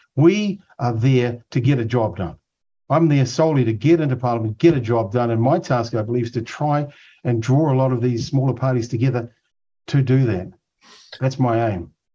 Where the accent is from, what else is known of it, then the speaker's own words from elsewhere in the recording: Auckland, New Zealand; I grew up in Otara